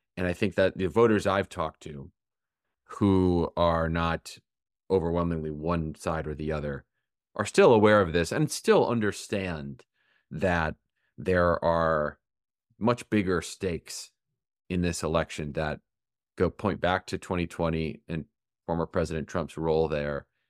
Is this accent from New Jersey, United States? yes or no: no; Michigan, United States; moved away; Michigan, my home state